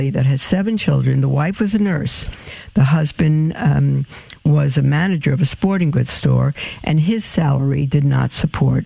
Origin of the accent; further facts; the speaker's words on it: New York City, New York, United States; we grew up as Jewish in Brooklyn